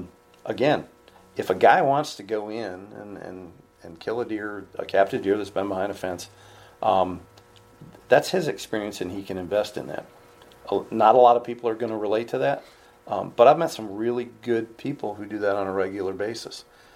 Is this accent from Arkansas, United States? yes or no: no; New York, United States; I'm from New York.